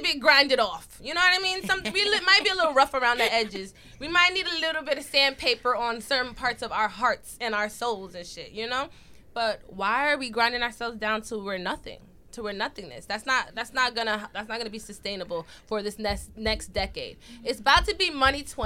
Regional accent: New York, United States; We're from New York

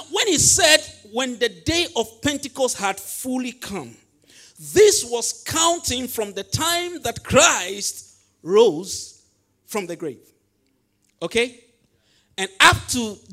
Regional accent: Volta, Ghana; English is a second language; I come from the Volta region

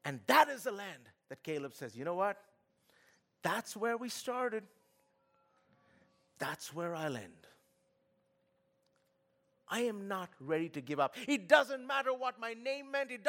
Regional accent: Kolkata, West Bengal, India; moved away; I come from Kolkata

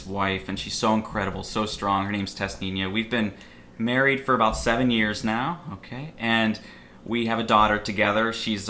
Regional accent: Pittsburgh, Pennsylvania, United States; So, I grew up on a big pig farm outside of Pittsburgh, Pennsylvania.

